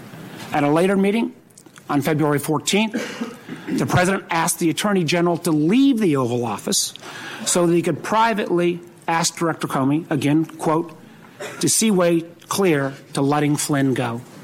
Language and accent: English; Virginia, United States; In my home state of Virginia, we have elections this year in 2017.